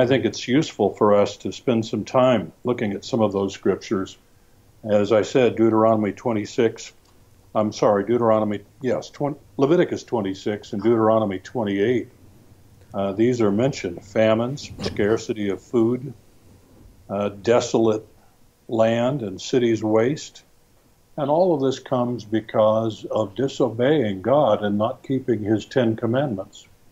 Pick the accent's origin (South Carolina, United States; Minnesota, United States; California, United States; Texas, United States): California, United States; moved away; I grew up in California